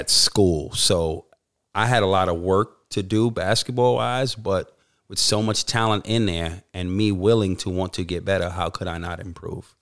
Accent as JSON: {"language": "English", "town": "New York City", "region": "New York", "country": "United States", "tie": "born or raised there", "moved": "as an adult", "lives_now": "Australia", "said": "growing up in New York City"}